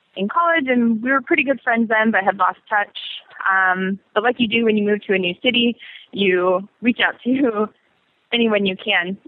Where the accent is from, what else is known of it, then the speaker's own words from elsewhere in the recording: Colorado, United States; moved away as an adult; now in New York City, United States; I'm originally from Colorado, um, and I've lived in New York for almost two years exactly